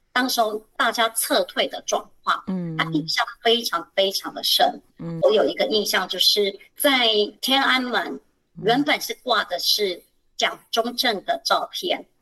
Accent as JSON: {"language": "Chinese", "region": "Kaohsiung", "country": "Taiwan", "moved": "as an adult", "lives_now": "Hsinchu, Taiwan", "said": "我本身也不是新竹人，我是高雄人。那我来新竹也是十几年"}